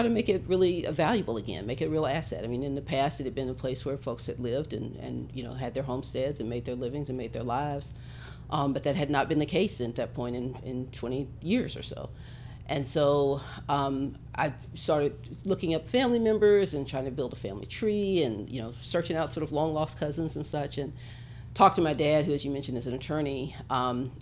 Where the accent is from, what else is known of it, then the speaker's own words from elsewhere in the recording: Little Rock, Arkansas, United States; also born or lived in Atlanta; I grew up here in Little Rock